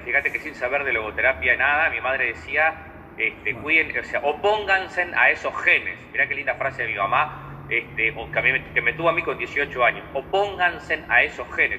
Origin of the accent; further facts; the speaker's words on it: Uruguay; also born or lived in Canelones; soy psicólogo uruguayo, vivo, vivo cerquita de Montevideo